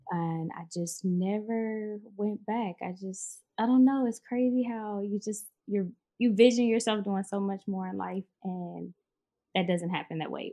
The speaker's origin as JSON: {"language": "English", "town": "Chicago", "region": "Illinois", "country": "United States", "moved": "as an adult", "lives_now": "Houston, United States", "said": "I'm actually from Chicago."}